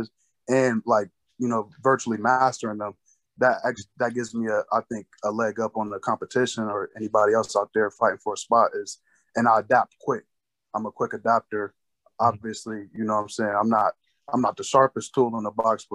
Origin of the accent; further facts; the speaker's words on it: Canton, Ohio, United States; from where I'm from Canton, Ohio, like, naturally instilled a aggression into me